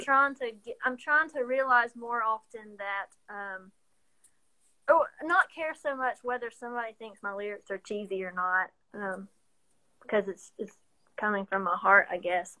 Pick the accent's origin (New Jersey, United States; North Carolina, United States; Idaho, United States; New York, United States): North Carolina, United States; Waynesville; moved away as an adult; now in Johnson City, United States; downtown Waynesville, my hometown